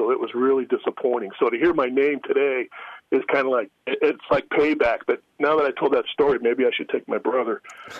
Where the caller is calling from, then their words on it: Las Vegas, Nevada, United States; Hey, I'm down in Vegas right now.